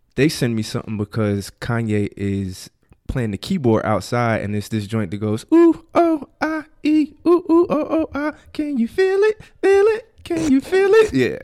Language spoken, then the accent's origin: English; New Jersey, United States; now in DMV area, United States; I'm from Jersey